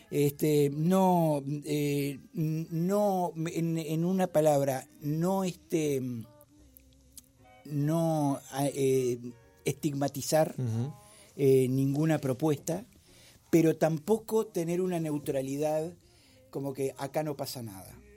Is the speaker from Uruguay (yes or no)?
yes; Uruguay; Disculpe, señor Speaker, yo también soy un mortal uruguayo y dejo todo para último momento.